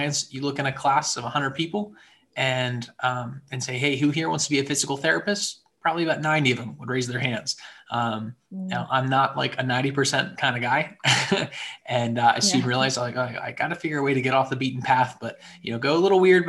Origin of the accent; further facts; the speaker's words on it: Central Maryland, United States; moved away as an adult; also born or lived in Atlanta, Georgia / Harrisonburg, Virginia; now in Richmond, United States; I'm originally from Central Maryland